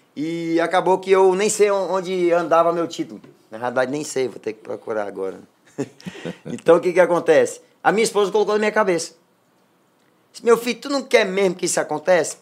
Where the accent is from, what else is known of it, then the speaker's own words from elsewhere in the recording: Maranhão, Brazil; moved away as an adult; also born or lived in Presidente Dutra / Teresina / Tocantins / São Luís; vou voltar para minha terra. Que o maranhense precisa disso